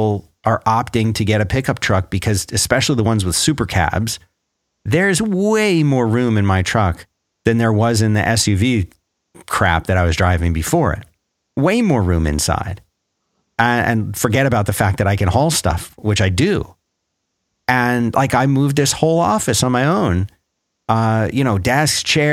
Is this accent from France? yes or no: no; Philadelphia, Pennsylvania, United States; also born or lived in Florida; now in Texas, United States; I remember growing up in Philadelphia, I never saw pickup trucks, never saw them, never. And so when we moved down to Florida